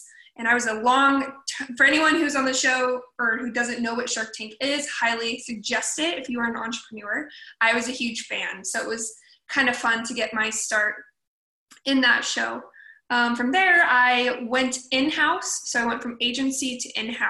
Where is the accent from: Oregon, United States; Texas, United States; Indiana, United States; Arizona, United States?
Oregon, United States; Portland; moved away as an adult; also born or lived in Los Angeles, California; now in Ventura, United States; Born and raised in Portland, Oregon, so Pacific Northwest girl at heart